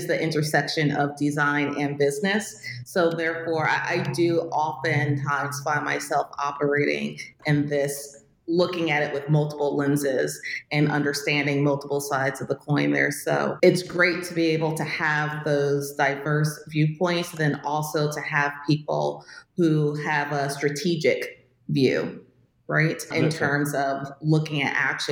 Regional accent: Newburgh, New York, United States; moved away as an adult; also born or lived in Westchester County, New York / Albany, New York / Nashville, Tennessee; now in Texas, United States; I grew up in New York State

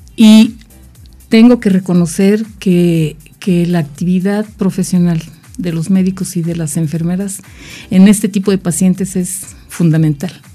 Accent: Jojutla, Morelos, Mexico; soy de Jojutla, Morelos.

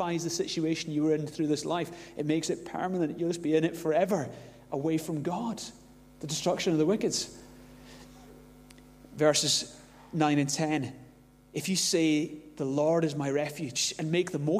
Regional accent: Glasgow, Scotland, United Kingdom; growing up in Glasgow, there were a few unseen dangers growing up in Glasgow

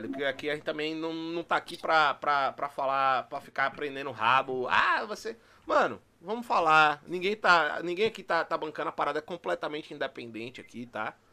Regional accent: Bahia, Brazil; Que pra quem não sabe, eu também sou baiano, chamo Tiguinho de, de, de da Bahia, mas eu também sou

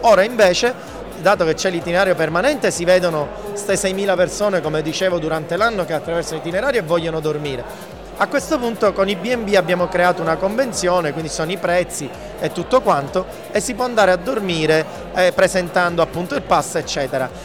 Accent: Sicily, Italy; io da siciliano

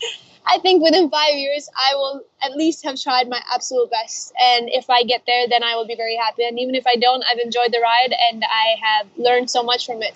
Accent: Spain; also born or lived in Norway / Chile; now in London, United Kingdom; I uh, was born in Norway, and I grew up in Spain, and uh, my family is from Chile. And now currently I'm in London

